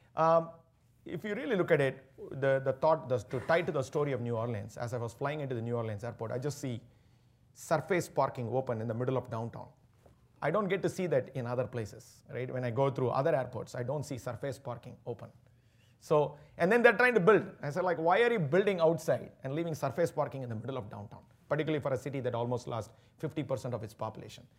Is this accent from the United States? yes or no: no; Chennai, Tamil Nadu, India; moved away; growing up in Chennai, the southern part of India